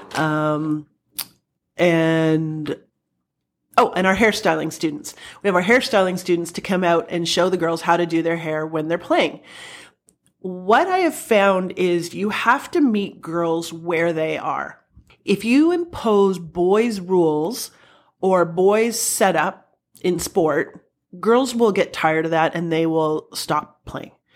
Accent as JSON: {"language": "English", "town": "Welland", "region": "Ontario", "country": "Canada", "tie": "born or raised there", "said": "I grew up in Welland."}